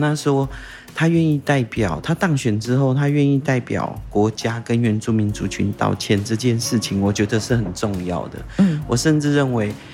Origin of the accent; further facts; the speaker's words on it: Taitung County, Taiwan; first language Taiwanese Hokkien; Chinese is a second language; also born or lived in Tainan; 我们台东很重要的， 我们台东人下海玩水很重要的一个地方